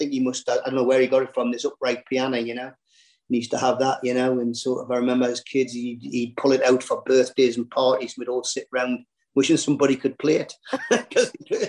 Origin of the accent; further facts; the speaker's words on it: Newcastle upon Tyne, North East England, United Kingdom; I was born on Baker, two rooms, outside toilet